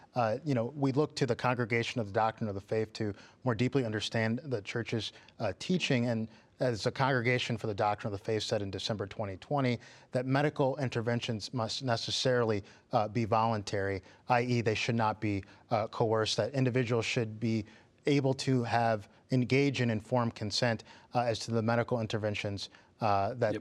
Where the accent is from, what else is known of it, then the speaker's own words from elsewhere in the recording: Detroit, Michigan, United States; moved away; That's where I'm originally from.